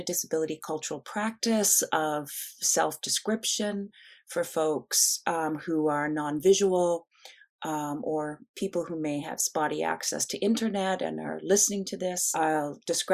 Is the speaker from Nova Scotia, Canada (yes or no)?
yes; Nova Scotia, Canada; I was born and raised in Mi'kma'ki, which is the traditional territories of the Mi'kmaq peoples, one of First Nations or original peoples on the land we currently call Canada, in the province that's currently called Nova Scotia.